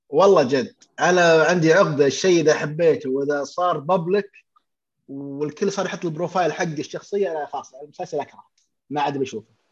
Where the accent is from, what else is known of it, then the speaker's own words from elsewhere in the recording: Saudi Arabia; عندنا في السعودية